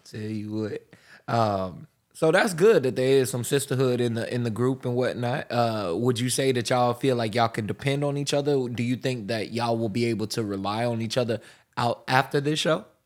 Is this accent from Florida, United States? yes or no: yes; Pensacola, Florida, United States; I'm from Pensacola, and you don't hear as strong a uh, southern